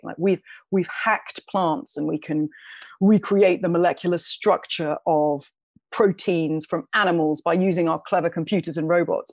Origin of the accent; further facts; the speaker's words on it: London, United Kingdom; I grew up in London. I was a young woman growing up in London